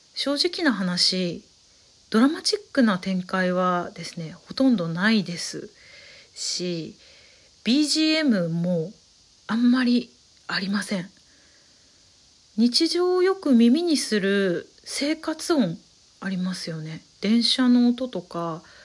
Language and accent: Japanese; Saitama, Japan; 埼玉育ちなんですけれども